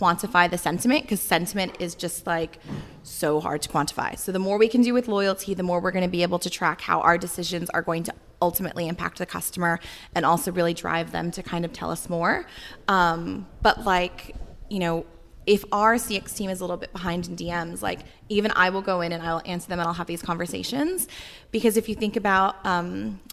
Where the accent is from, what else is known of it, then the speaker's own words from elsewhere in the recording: United States; moved away as an adult; now in Australia; I'm American, but I've lived here since 2009